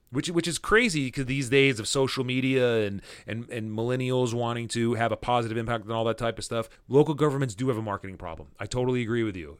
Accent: Fullerton, California, United States; I grew up in Fullerton

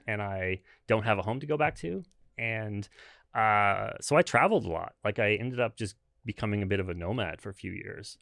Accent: Brantford, Ontario, Canada; moved away as an adult; also born or lived in Hamilton, Canada / Toronto, Canada; now in Seattle, United States; I grew up in, in Brantford

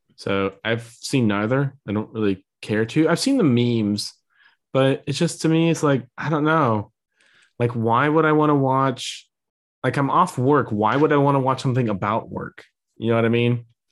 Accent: near Saint Louis, Illinois, United States; moved away; in my hometown, so near Saint Louis and in Illinois

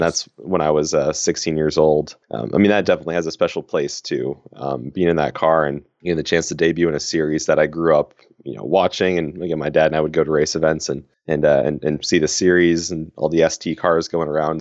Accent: Danville, California, United States; moved away as an adult; now in Ohio, United States; my hometown, uh, there's a, a huge caravan each year, the Danville de Elegance

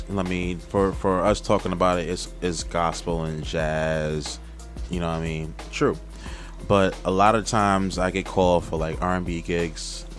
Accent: New York City, New York, United States; I'm from Queens. You know what I mean? Even though I'm at Long Island Rough Riders, I am from Queens.

